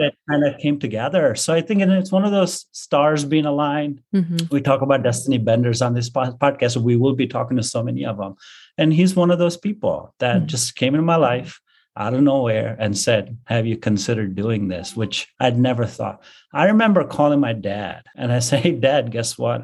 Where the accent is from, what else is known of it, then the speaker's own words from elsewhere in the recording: Bangalore, Karnataka, India; moved away as an adult; also born or lived in Kansas; my hometown of Bangalore